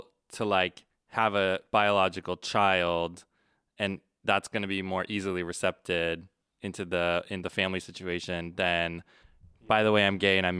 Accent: Nebraska, United States; I'm from Nebraska.

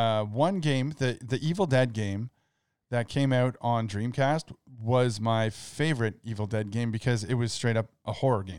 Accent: Canada; I call it Zed because I'm Canadian.

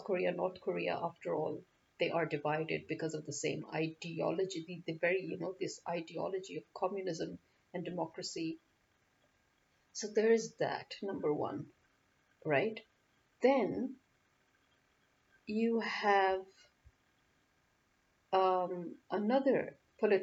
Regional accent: Nigeria; also born or lived in France / England; now in Pakistan; I may have been born and bred in Nigeria, but I have lived the bulk of my life in Pakistan

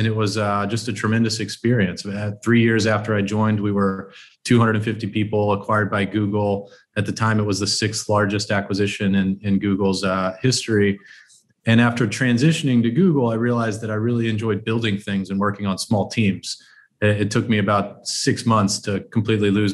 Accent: South Texas, United States; I grew up in South Texas.

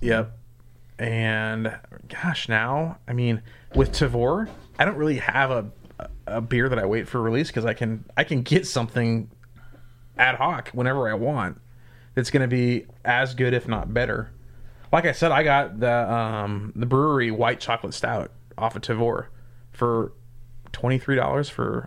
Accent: Southern Indiana, United States; now in Lincoln, United States; I grew up in Southern Indiana

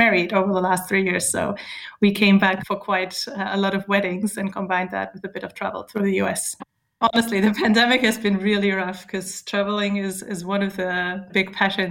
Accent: Germany; moved away as an adult; also born or lived in Michigan, United States / Barcelona, Spain; I grew up in Germany, close to Hamburg

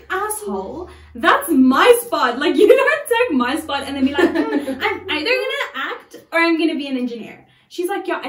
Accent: Pretoria, Gauteng, South Africa; I grew up in Pretoria.

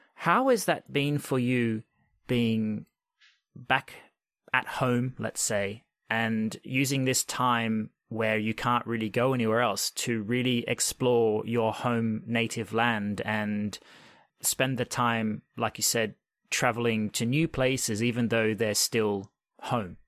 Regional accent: Australia; moved away; I grew up in Australia and I spent many years in a town probably similar size to you

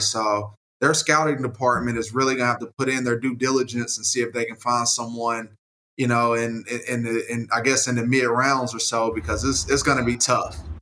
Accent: Rock Hill, South Carolina, United States; the people in my hometown of Rock Hill

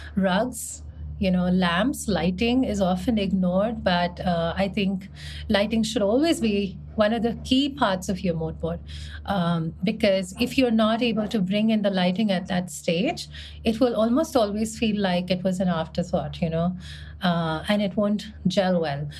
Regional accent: India; moved away as an adult; also born or lived in Mumbai; I was from India

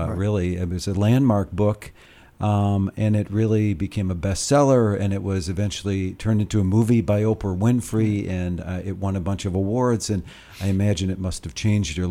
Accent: Michigan, United States; I'm from Michigan

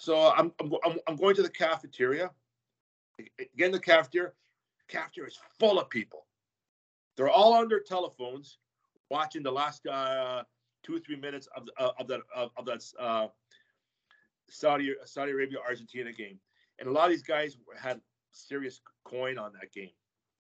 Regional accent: Canada; being a Canadian of Italian descent

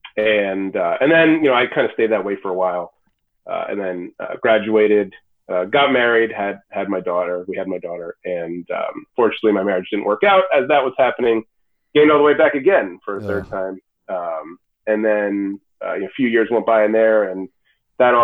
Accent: New York, United States; moved away as an adult; now in Massachusetts, United States; I grew up in New York, but I've been here for close to 20 years

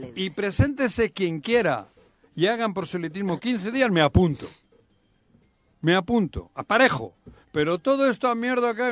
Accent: Basque Country, Spain; now in Mexico

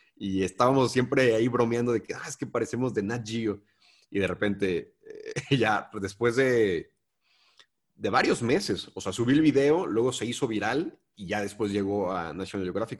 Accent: Mexico; vengo de México

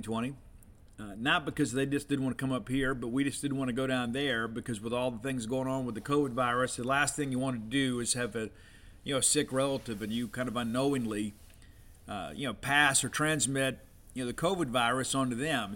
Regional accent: Columbia, Mississippi, United States; moved away; also born or lived in Starkville, Mississippi; my hometown of Columbia, Mississippi

